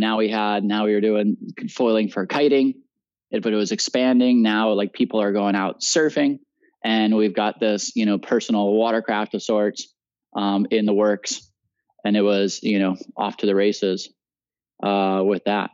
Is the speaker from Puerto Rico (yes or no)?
yes; Puerto Rico; also born or lived in Utah; I grew up in Puerto Rico